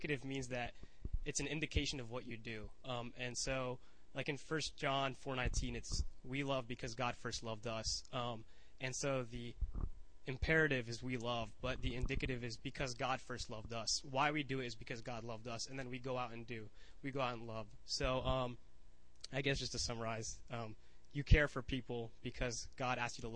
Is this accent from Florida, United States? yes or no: yes; Satellite Beach, Florida, United States; moved away as an adult; I'm coming from Satellite Beach, which is a super small beach town that I'm from back at home, like 2 hours away from here